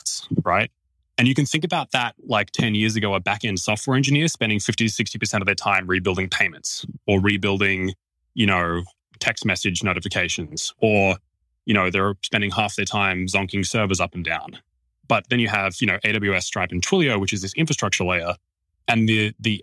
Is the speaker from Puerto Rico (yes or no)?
no; Australia; as an Australian